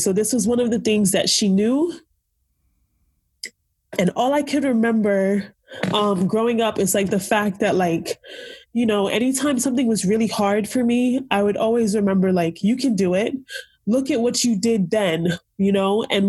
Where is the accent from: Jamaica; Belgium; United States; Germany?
Jamaica; also born or lived in Nigeria; So like, so again, being Jamaican and Nigerian, I remember looking for a place that had like good African food